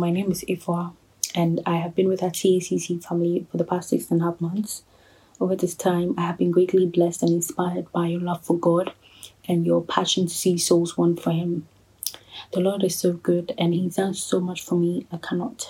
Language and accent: English; Ghana; I'm a Ghanaian living in Ghana